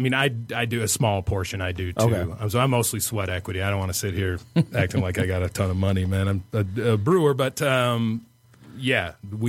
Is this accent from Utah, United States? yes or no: no; Central Michigan, United States; also born or lived in Germany; I came from Central Michigan initially anyway.